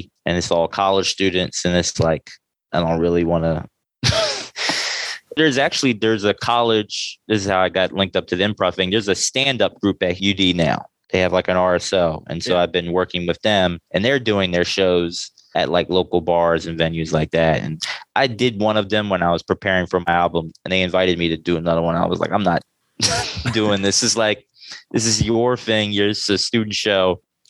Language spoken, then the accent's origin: English; Delaware, United States; moved away as an adult; also born or lived in New York; I'm born and raised in Delaware, but I stand-up comedy. I started in Philly.